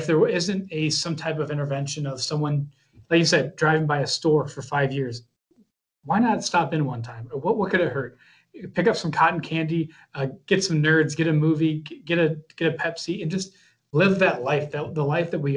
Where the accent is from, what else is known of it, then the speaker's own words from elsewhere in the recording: Midwest, United States; moved away as an adult; also born or lived in Florida; I'm from the Midwest originally, went down to Florida for 6 years and came back and wanted to be closer to home